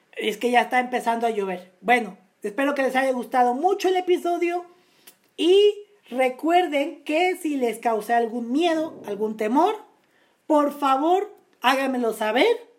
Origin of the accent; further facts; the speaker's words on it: Naucalpan, State of Mexico, Mexico; municipio de Naucalpan, municipio de donde yo nací